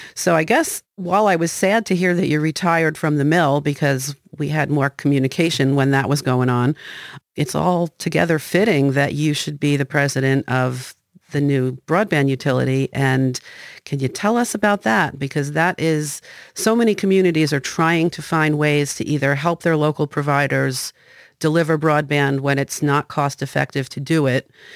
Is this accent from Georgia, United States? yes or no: no; New Jersey, United States; now in Maine, United States; we're from New Jersey and we're still here